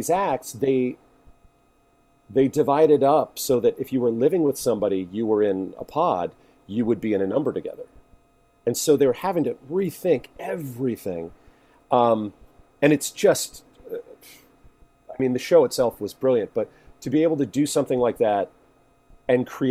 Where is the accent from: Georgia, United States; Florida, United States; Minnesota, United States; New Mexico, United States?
Florida, United States; Boca Raton; moved away as an adult; also born or lived in Miami, Florida / New York; I grew up in Boca Raton, Florida, which is like the definition of a suburb